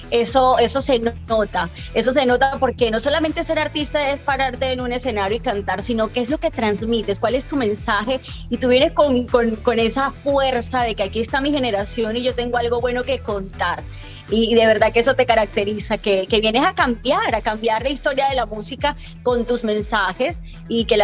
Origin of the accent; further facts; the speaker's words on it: Colombia; yo soy colombiana y la gente dice, bueno, ¿y cuándo es que se va a mudar ella para Colombia si le gusta tanto?